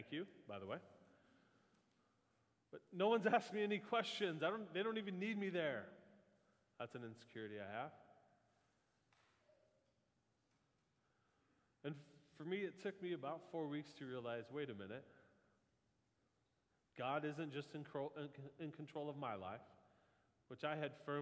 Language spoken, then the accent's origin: English; Midwest, United States; We're from the Midwest